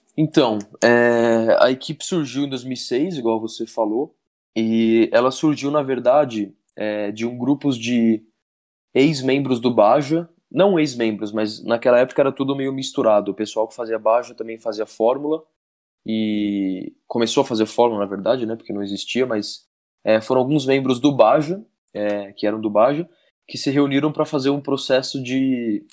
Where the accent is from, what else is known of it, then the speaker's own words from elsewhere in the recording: Campinas, São Paulo, Brazil; moved away as an adult; mas depois eu morei muito tempo em Campinas. Eu morei em Campinas até os meus pais, quando eu era bem pequeno, meu pai, meus pais se separaram